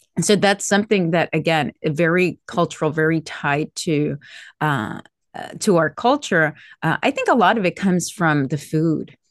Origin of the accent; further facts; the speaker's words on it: Miami, Florida, United States; also born or lived in Medellin, Colombia; I was born in Colombia, in Medellin, Colombia, but I was raised in Miami, in Florida